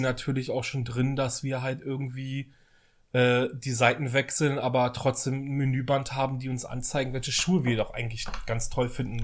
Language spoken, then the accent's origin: German; West Germany, Germany; now in Berlin, Germany; ich bin ja im Westen groß geworden